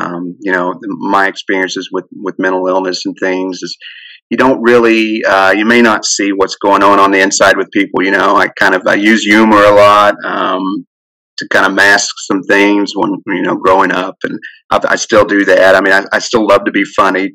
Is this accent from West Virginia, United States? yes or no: yes; Wayne, West Virginia, United States; moved away as an adult; I grew up in Wayne, West Virginia there. So I haven't lived there since I've been about 18.